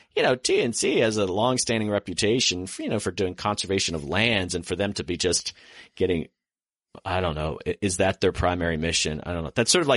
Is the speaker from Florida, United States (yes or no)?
yes; Florida, United States; now in Washington, D.C., United States; I grew up in Florida